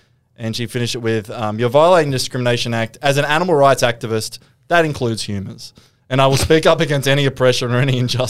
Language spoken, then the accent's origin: English; Newcastle, New South Wales, Australia; I am from Newcastle.